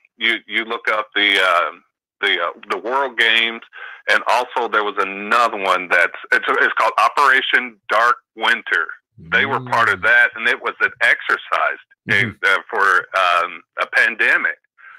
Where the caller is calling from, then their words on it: Oakland, California, United States; from Oakland.